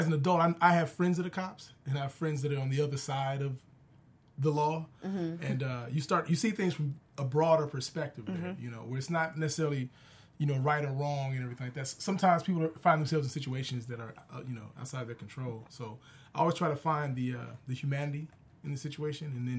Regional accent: Chicago, Illinois, United States; growing up in Chicago

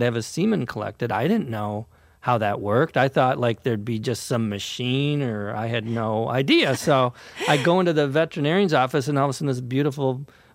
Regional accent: Minnesota, United States; Minnesota, my hometown

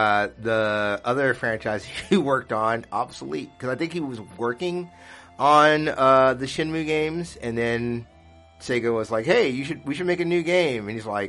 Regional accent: Utah, United States; Shout out to Nolan Bushnell, the creator of Atari and Chuck E. Cheese from my home state of Utah.

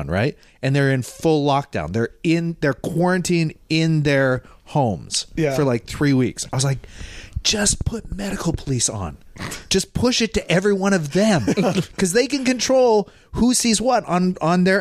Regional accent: Northeast, United States; I'm from the Northeast

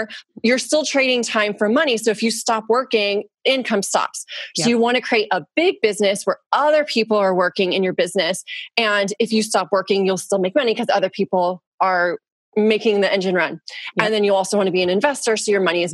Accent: Orange County, California, United States; I grew up in Orange County, California

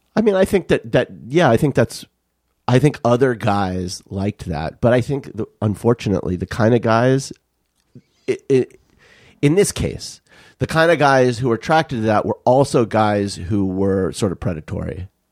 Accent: Tucson, Arizona, United States; growing up in Tucson

